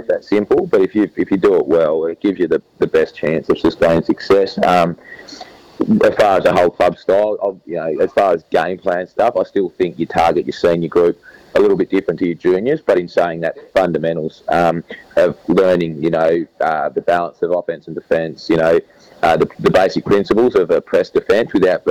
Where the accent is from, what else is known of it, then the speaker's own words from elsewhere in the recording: Tasmania, Australia; also born or lived in Melbourne; now in Adelaide, Australia; family is really important to me, and spending time with my family as my family did growing up in Tassie